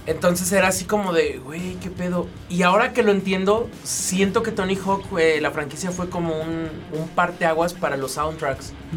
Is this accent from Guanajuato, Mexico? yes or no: yes; León, Guanajuato, Mexico; como joven leonés mexicano